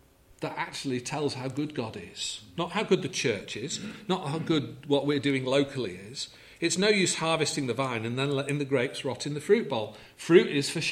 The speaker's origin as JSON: {"language": "English", "region": "England", "country": "United Kingdom", "said": "we're English"}